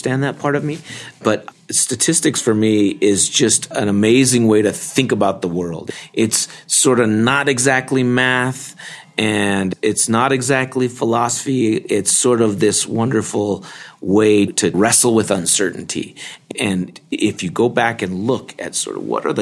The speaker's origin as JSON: {"language": "English", "region": "New Mexico", "country": "United States", "tie": "born or raised there", "also_born_or_lived": "Texas / Utah", "moved": "as an adult", "lives_now": "Provo, United States", "said": "I was raised in New Mexico, and my high school had only a handful of members of the church"}